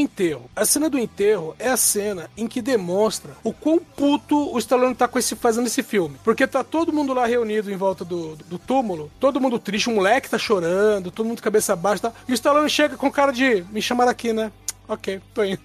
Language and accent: Portuguese; interior of Minas Gerais, Brazil; eu sou do interior de Minas e lá na minha cidade tem a tradição de beber o morto